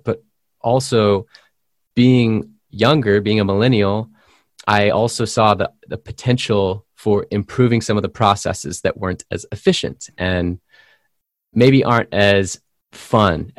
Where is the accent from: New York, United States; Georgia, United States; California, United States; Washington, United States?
California, United States; San Diego; from my hometown, California. I'm from San Diego.